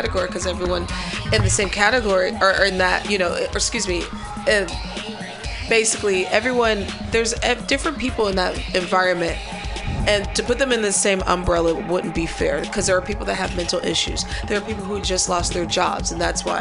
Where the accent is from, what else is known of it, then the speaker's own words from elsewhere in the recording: Chicago, Illinois, United States; I'm from Chicago